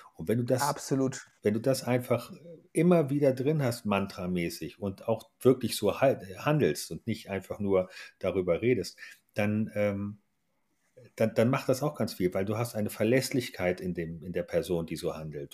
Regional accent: Hanover, Lower Saxony, Germany; moved away as an adult; komme aus Hannover, habe dort die ersten 26 Jahre verbracht.

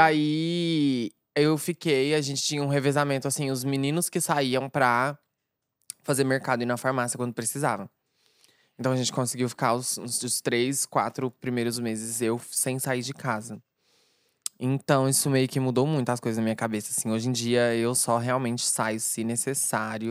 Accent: Uberlândia, Minas Gerais, Brazil; now in São Paulo, Brazil; o meu background lá na minha cidade, Uberlândia

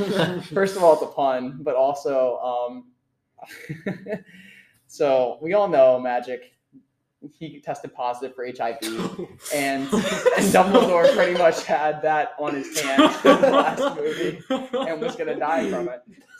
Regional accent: Minnesota, United States; it's not because I'm from Minnesota.

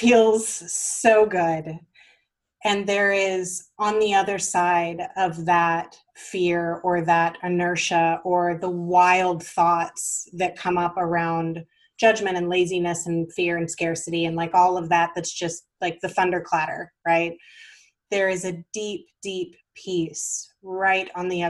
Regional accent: the South, United States; I grew up in the South

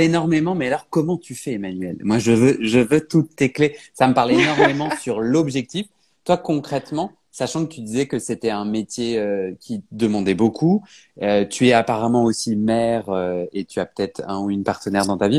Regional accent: Paris, Île-de-France, France; je suis parisien

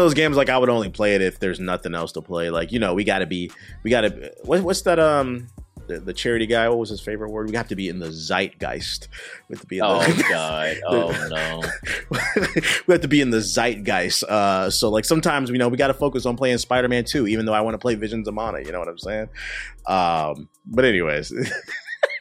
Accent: United States; I'm an American

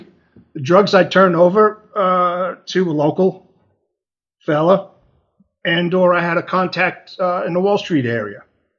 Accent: Long Island, New York, United States; Originally from Long Island, the West End of Long Island

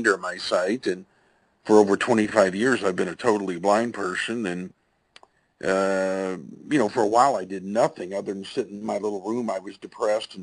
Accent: Tulsa, Oklahoma, United States; grew up here in Tulsa, Oklahoma, where I make my home today

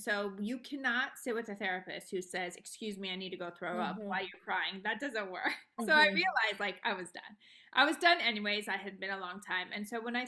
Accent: Los Angeles, California, United States; also born or lived in Beverly Hills; I was born and raised in Los Angeles

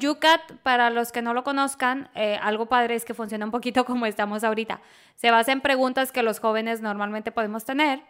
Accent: Monterrey, Nuevo León, Mexico; yo soy regia

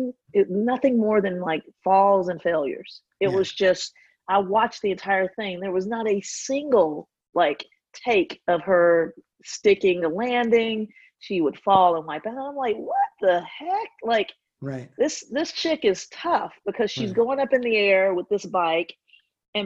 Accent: Georgia, United States; also born or lived in Midwest; now in New York, United States; I grew up in Georgia

